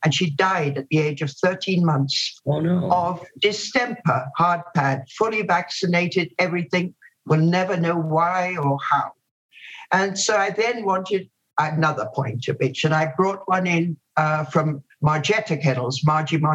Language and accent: English; Guyana; moved away; also born or lived in India / Jamaica; I then grew up in British Guiana, as it was then